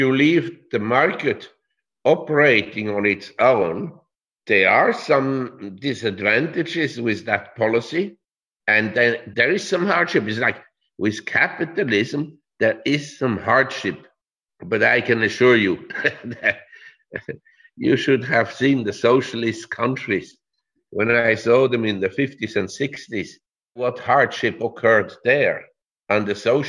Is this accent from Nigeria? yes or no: no; Switzerland; I'm from Switzerland